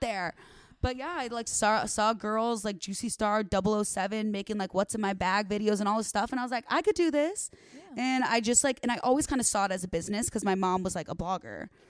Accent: Arlington Heights, Illinois, United States; moved away as an adult; now in Los Angeles, United States; the northwest suburbs of Chicago

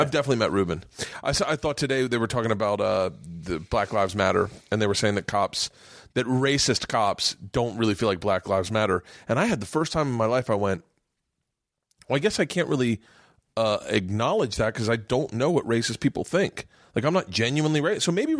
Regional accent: the South, United States; I grew up in the South. I never heard that word.

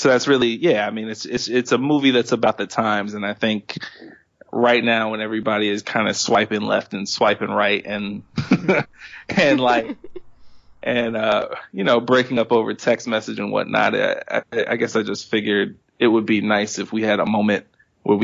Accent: Maryland, United States; my life growing up in Maryland

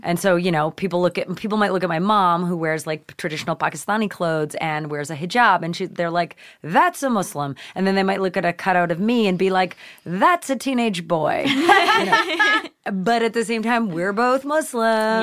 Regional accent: Nova Scotia, Canada; moved away; growing up in Canada, uh, which is where I was born, uh, you know, we lived in Nova Scotia

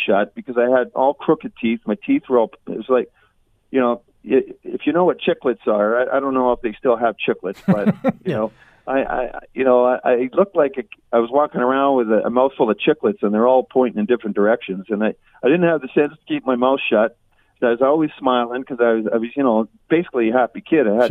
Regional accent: Vancouver, British Columbia, Canada; now in Hamilton, Canada; my hometown, in BC Place in Vancouver, right? My old hometown. Hamilton's my hometown now

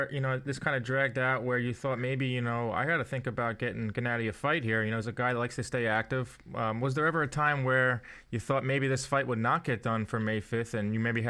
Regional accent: New York City, New York, United States; as a New Yorker

